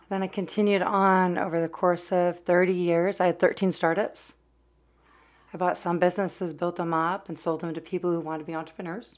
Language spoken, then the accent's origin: English; California, United States; now in Oregon, United States; I'm a Californian, uh, now in Oregon